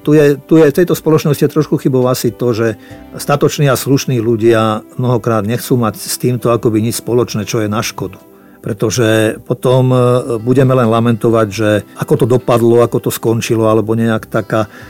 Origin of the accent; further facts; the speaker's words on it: Slovakia; also born or lived in Czechoslovakia; ja som narodil v Československu